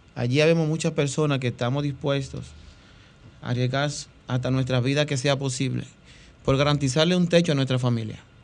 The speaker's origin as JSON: {"language": "Spanish", "country": "Dominican Republic", "said": "somos dominicanos"}